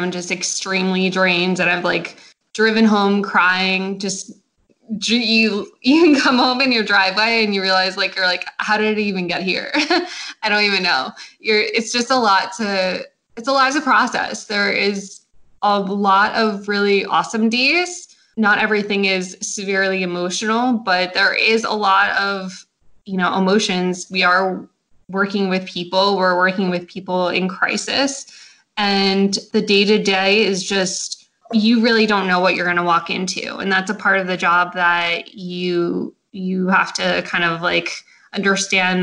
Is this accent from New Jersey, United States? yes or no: yes; Central New Jersey, United States; I am from New Jersey, Central Jersey to be specific